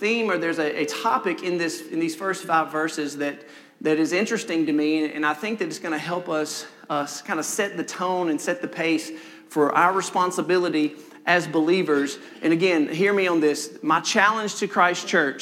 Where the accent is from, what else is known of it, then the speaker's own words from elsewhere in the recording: Senatobia, Mississippi, United States; also born or lived in Maben, Oktibbeha County, Mississippi; my parents moved shortly to Senatobia, Mississippi, where I was raised. I lived my whole life, basically one house.